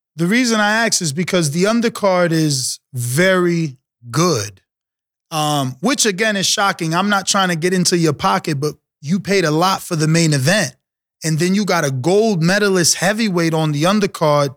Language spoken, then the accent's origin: English; New York City, New York, United States; I'm from the New York City, uh, uh, tri-state area